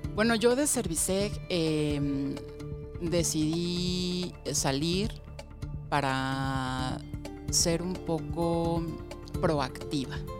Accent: Mexico City, Mexico; yo nací en la Ciudad de México

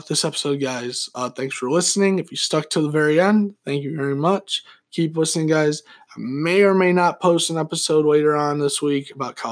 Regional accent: United States; because I'm American

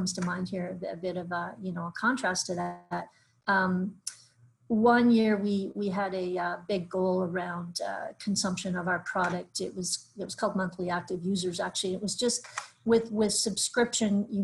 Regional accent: Canada; we're Canadian

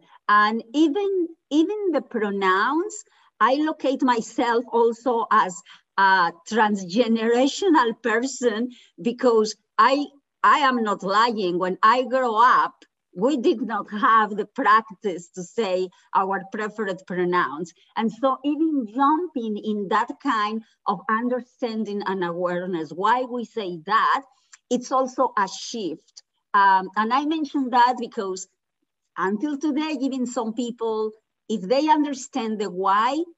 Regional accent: Mexico; now in United States; I was born in Mexico, living in the United States

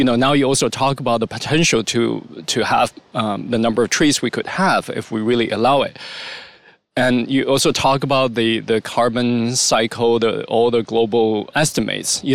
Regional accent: China; When I grew up in China in primary school

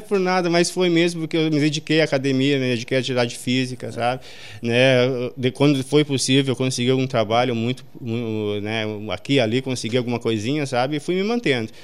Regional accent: Sobradinho, Brazil; eu nasci e me criei aqui em Sobradinho

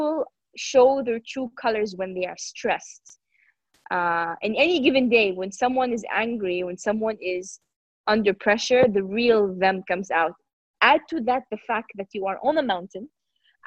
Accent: Jeddah, Makkah Province, Saudi Arabia; I'm Saudi. I'm from the Kingdom of Saudi Arabia, and I come from a city called Jeddah.

